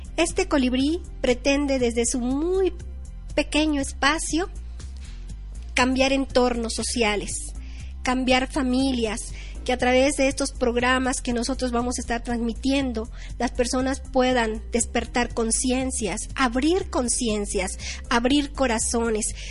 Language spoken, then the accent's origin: Spanish; State of Mexico, Mexico; primero aquí en mi país, en mi estado de México, en México